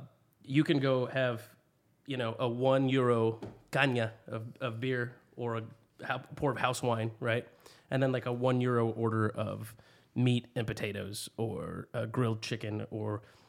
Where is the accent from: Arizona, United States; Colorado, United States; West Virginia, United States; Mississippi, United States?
Arizona, United States; Okay, I'm from Arizona.